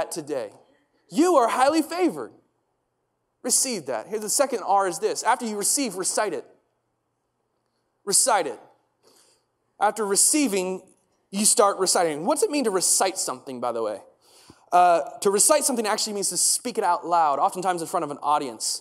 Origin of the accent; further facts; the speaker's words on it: United States; moved away; I grew up in the States, and one of the things we did every single day is we recited the Pledge of Allegiance.